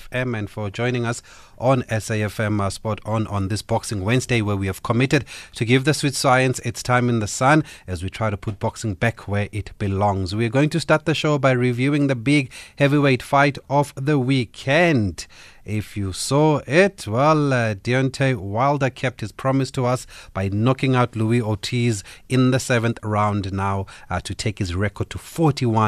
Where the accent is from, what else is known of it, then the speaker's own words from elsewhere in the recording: Gqeberha, Eastern Cape, South Africa; my team there from my hometown, Nelson Mandela Bay Giants